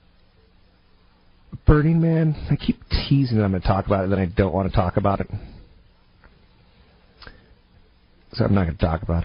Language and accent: English; California, United States; California, my home state